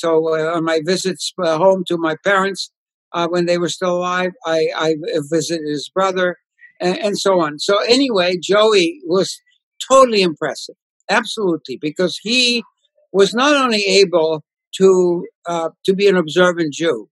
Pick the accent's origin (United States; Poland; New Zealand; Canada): Poland; English is a second language; my grandfather used to take me to the synagogue, and you know, growing up in Poland, you know, it was inevitably exposure to the Torah, to the prayers